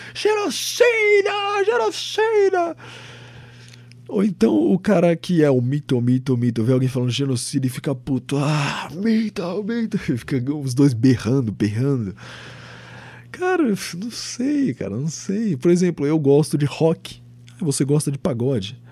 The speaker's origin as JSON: {"language": "Portuguese", "region": "São Paulo", "country": "Brazil", "tie": "born or raised there", "said": "Eu sou do estado de São Paulo. Eu nasci aqui."}